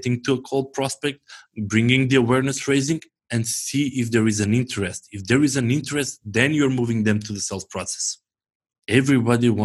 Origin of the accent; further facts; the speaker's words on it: North Macedonia; I'm from Macedonia